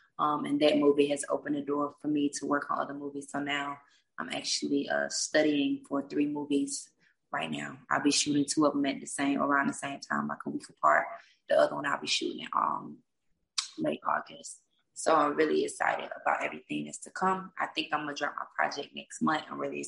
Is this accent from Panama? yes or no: no; Blakely, Georgia, United States; Blakely, Georgia.